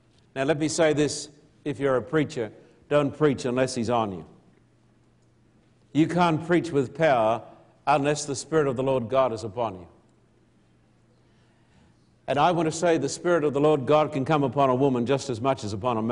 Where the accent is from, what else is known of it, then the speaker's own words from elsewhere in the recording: Australia; moved away; I'm an Australian